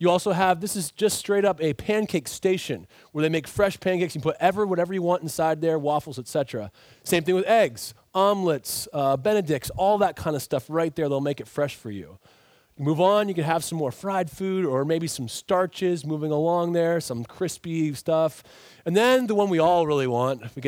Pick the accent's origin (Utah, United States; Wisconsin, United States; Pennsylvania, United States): Pennsylvania, United States; Philadelphia area, between Philadelphia and Lancaster; moved away; I come from Philadelphia area, between Philadelphia and Lancaster. That's probably the area roughly I'm from